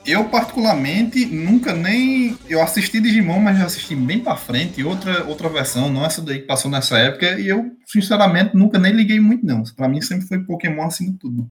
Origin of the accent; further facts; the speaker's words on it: Jericó, Brazil; Jericó, que foi onde eu cresci